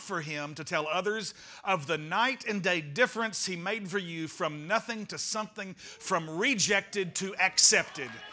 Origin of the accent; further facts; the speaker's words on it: United States; I am an American